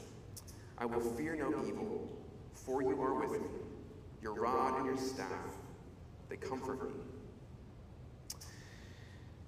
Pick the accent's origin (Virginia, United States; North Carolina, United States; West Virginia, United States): North Carolina, United States; Charlotte; I grew up in Charlotte, North Carolina